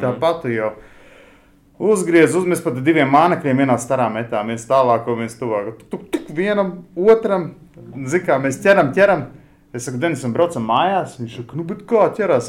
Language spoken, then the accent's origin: Latvian; Latvia; Mēs esam no Latvijas